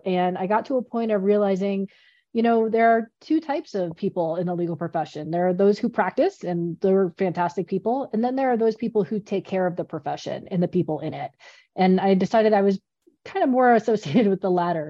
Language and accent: English; Colorado, United States; I'm from Colorado, so I do all the outdoor things